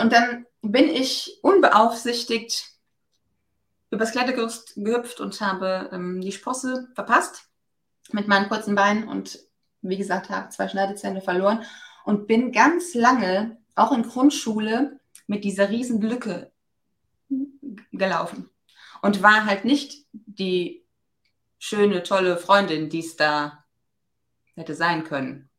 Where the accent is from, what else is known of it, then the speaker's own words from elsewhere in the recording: Germany; Ich bin ja aus dem Westerwald, wie man ab und zu vielleicht auch nochmal hört